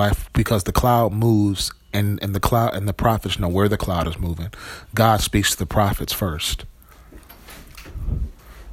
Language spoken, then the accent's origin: English; small town Wisconsin, United States; also born or lived in Milwaukee, Wisconsin; I grew up in Friday Night Lights, Wisconsin, you know, small town Wisconsin